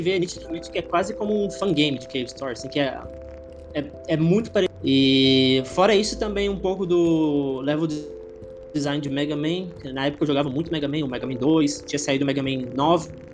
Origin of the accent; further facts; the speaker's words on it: Goiânia, Goiás, Brazil; eu sou de Goiânia, Goiás, interiorzão lá do, do ah. Brasil